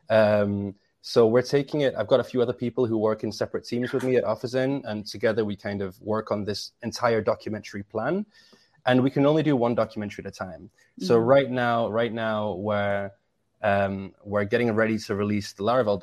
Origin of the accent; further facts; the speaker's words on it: England, United Kingdom; I'm English